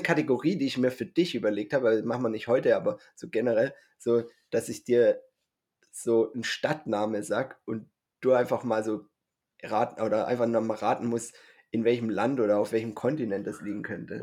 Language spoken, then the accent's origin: German; Swabia, Baden-Württemberg, Germany; ich bin ja Schwabe